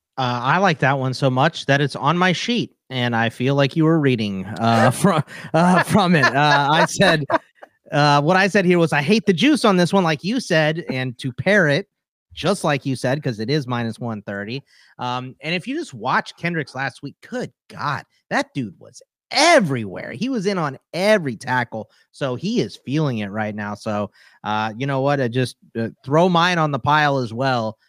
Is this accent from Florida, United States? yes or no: no; Texas, United States; my dad's whole side of the family is from Pittsburgh, and then I'm from Texas